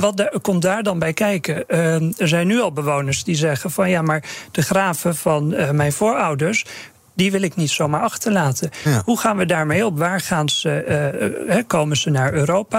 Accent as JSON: {"language": "Dutch", "area": "Terschelling", "region": "Friesland", "country": "Netherlands", "tie": "born or raised there", "said": "ik ben opgegroeid op de Schelling"}